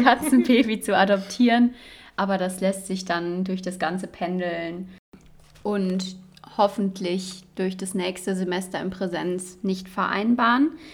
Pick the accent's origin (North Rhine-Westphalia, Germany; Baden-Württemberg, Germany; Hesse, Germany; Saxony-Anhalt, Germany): North Rhine-Westphalia, Germany; Cologne; moved away as an adult; now in Dresden, Germany; Ich komme ursprünglich aus Köln, also es haben sich zwei Rheinländerinnen gefunden